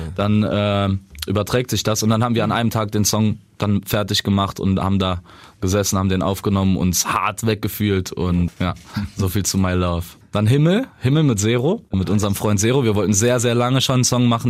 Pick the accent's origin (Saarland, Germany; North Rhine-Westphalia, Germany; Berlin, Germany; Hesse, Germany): Saarland, Germany; Saarbrücken; bei uns im Saarland, in Saarbrücken